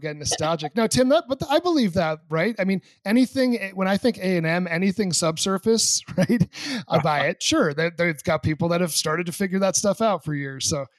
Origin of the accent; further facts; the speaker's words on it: New Hampshire, United States; I'm from New Hampshire, but I'm Jewish. I was the only Jewish kid at my high school of 800 people, but my family was somewhat religious.